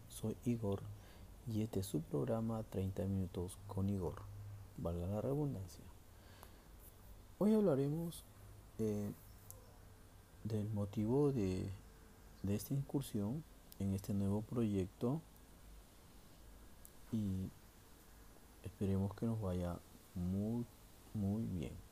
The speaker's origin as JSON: {"language": "Spanish", "country": "Peru", "moved": "yes", "lives_now": "Santa Cruz, Bolivia"}